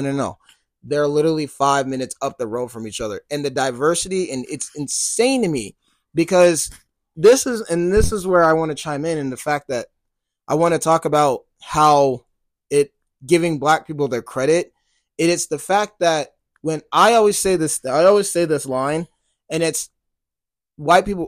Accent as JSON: {"language": "English", "region": "Colorado", "country": "United States", "tie": "born or raised there", "said": "I love my home state"}